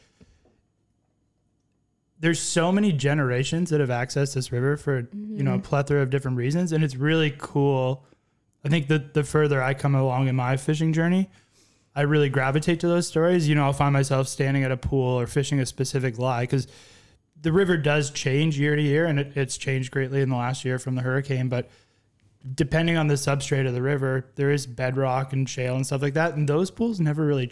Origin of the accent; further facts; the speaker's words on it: Ontario, Canada; now in Nova Scotia, Canada; I grew up in Ontario